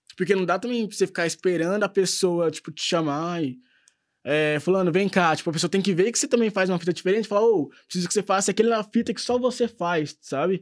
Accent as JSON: {"language": "Portuguese", "region": "Minas Gerais", "country": "Brazil", "said": "a gente que é mineiro"}